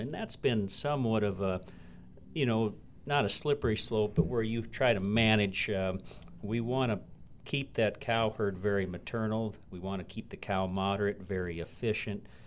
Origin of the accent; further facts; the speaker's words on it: West Central Minnesota, United States; moved away as an adult; also born or lived in western South Dakota; now in Belle Fourche, United States; I grew up in Minnesota, and that's where Jason and I met, uh, grew up in the seed stock business back in West Central Minnesota